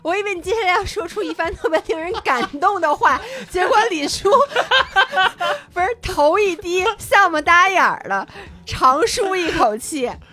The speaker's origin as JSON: {"language": "Chinese", "region": "Beijing", "country": "China", "also_born_or_lived": "Wanning, Hainan", "said": "作为一个北京人"}